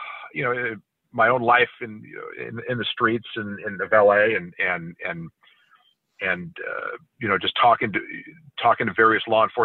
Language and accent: English; California, United States; growing up in California